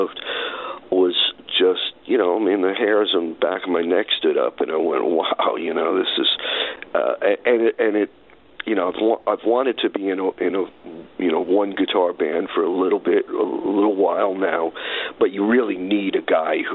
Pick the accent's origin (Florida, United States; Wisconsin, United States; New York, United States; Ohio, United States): New York, United States; New York City; also born or lived in Brooklyn; I was born in Brooklyn, but I grew up in Far Rockaway